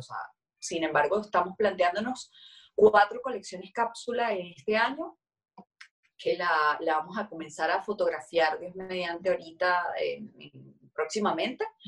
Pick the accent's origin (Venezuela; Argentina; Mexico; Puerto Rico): Venezuela; nosotros como, como, como venezolanos